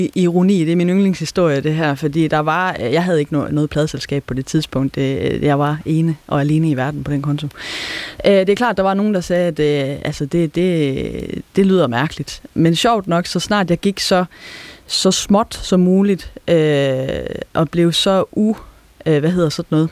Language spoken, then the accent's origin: Danish; South Jutland, Southern Denmark, Denmark; accent: South Jutlandic (sønderjysk); first language South Jutlandic Danish; moved away; Det er mit modersmål. Det er hjemfølelsen for mig at snakke sønderjysk